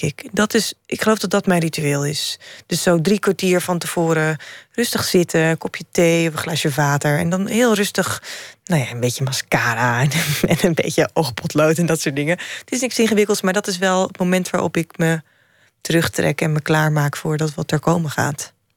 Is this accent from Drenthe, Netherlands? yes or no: yes; Drenthe, Netherlands; Ik ben in het noorden opgegroeid